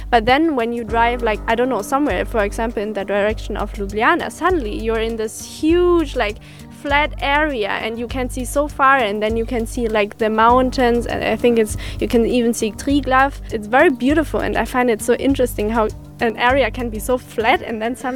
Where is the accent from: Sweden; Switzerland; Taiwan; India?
Sweden; English is a second language; now in Slovenia; I'm from Sweden and I'm volunteering in Jarenina